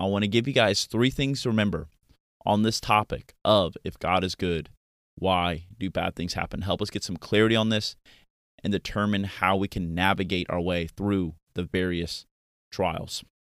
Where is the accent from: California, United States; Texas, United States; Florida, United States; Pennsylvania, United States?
Florida, United States; Pensacola; moved away as an adult; also born or lived in Virginia; my hometown of Pensacola, Florida